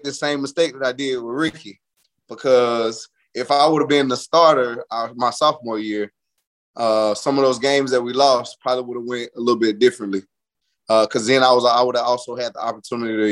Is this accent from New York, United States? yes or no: no; Atlanta, Georgia, United States; moved away; my hometown